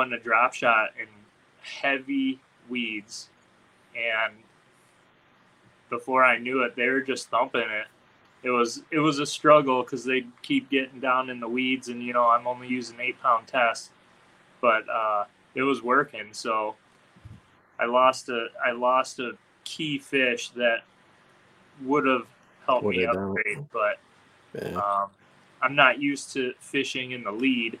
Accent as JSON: {"language": "English", "region": "Michigan", "country": "United States", "said": "I'm from Michigan"}